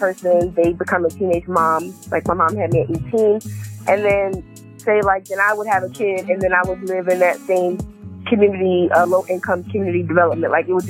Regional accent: New Jersey, United States; moved away as an adult; I am originally from New Jersey

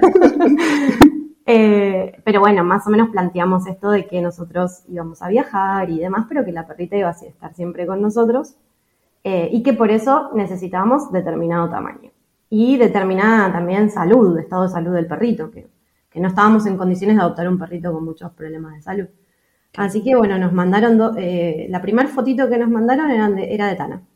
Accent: Buenos Aires, Argentina; moved away as an adult; also born or lived in Europe; somos una pareja de Argentina, de Buenos Aires

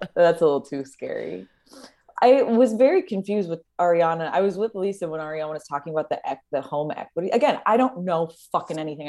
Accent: Los Angeles, California, United States; I'm from Los Angeles

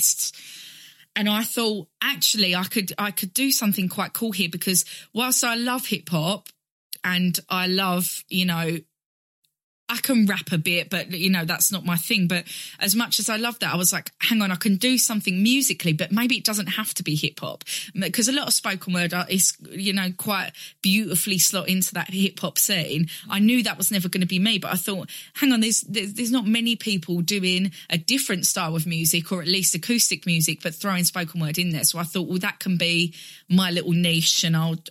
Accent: Basildon, East of England, United Kingdom; I grew up in Basildon in Essex

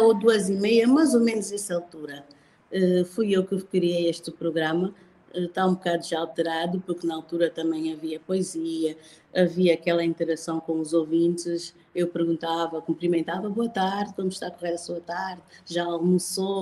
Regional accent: Angola; sou angolana, sou de raiz

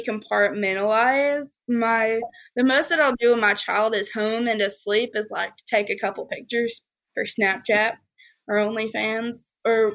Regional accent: the South, United States; growing up in the South

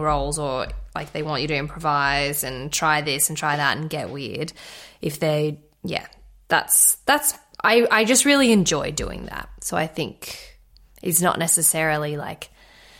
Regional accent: Redcliffe, Queensland, Australia; I grew up in Redcliffe. It's nothing but Bogan City.

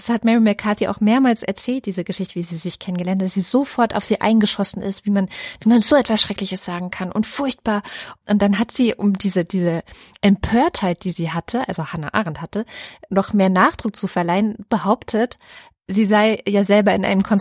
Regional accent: Baden-Württemberg, Germany; also born or lived in Saxony-Anhalt; Also ich bin irgendwo in Sachsen-Anhalt geboren, habe da die ersten sieben Jahre meines Lebens verbracht mit diesen Jungs und so weiter und das war auch total nett. Bin dann gesetzt worden nach Baden-Württemberg, habe da die nächsten 13 Jahre meines Lebens verbracht

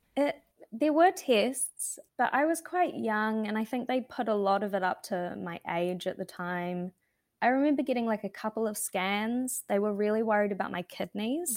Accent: Wanaka, Otago, New Zealand; I grew up in Wanaka in the South Island

